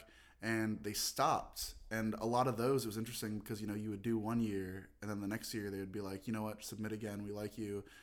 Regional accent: Los Angeles, California, United States; I'm born and raised in Los Angeles

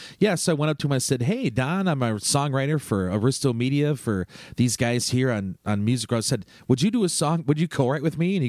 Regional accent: Turtle Lake, Wisconsin, United States; I'm from Turtle Lake, Wisconsin.

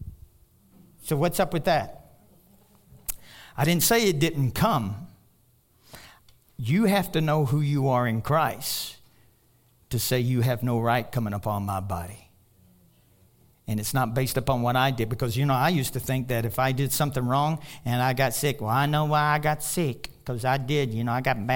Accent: Kentucky, United States; now in Colorado, United States; I'm from Kentucky.

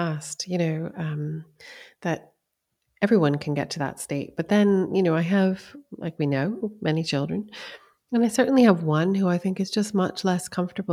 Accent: East Coast, United States; also born or lived in California; now in Scotland, United Kingdom; I lived there for a year when I was young, but I grew up on the East Coast.

